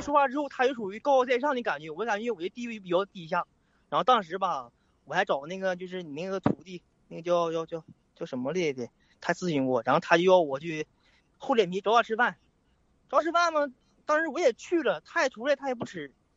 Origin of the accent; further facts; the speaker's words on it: Anshan, Liaoning, China; 我是鞍山的。鞍山那城市也挺大呀。我是农村的